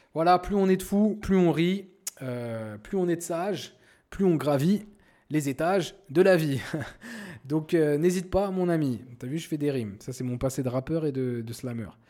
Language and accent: French; Paris suburbs, Seine-Saint-Denis, Île-de-France, France; moved away as an adult; now in Morocco; Je suis né et j'ai grandi en France, euh, plus précisément euh, en banlieue parisienne dans le 93